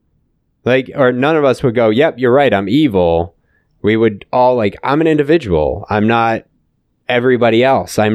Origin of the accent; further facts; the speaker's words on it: United States; I'm an American. Yeah, I choose to be an American. No, I was born here